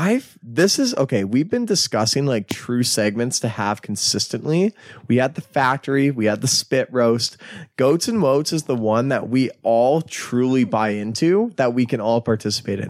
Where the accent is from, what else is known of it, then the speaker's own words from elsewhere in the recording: Canada; We're Canadian.